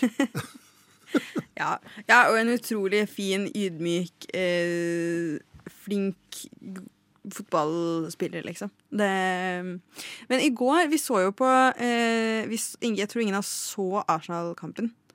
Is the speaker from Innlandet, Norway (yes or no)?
yes; Lillehammer, Innlandet, Norway; vi er jo fra Lillehammer.